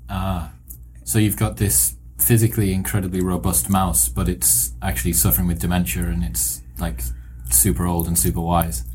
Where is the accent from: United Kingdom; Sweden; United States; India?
United Kingdom; British, I'm British